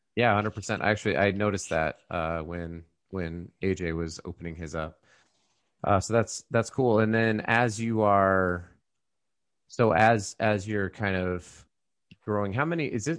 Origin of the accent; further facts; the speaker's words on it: Colorado, United States; we grew up in Colorado